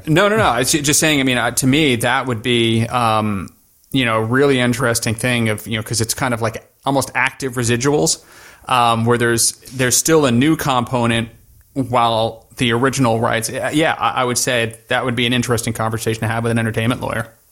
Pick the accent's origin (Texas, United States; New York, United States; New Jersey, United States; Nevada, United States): New York, United States; moved away as an adult; also born or lived in Middle East; born and raised in New York